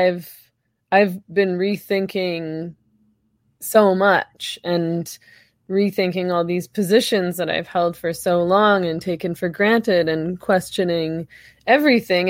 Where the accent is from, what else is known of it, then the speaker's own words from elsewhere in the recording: Canada; I'm Canadian